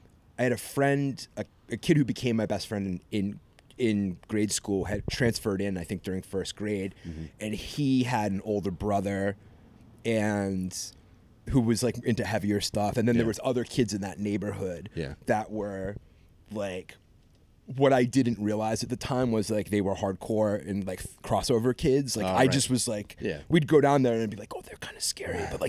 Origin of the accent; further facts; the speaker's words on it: Westport, Massachusetts, United States; moved away; also born or lived in Fall River, Massachusetts; I grew up specifically in Westport, Mass.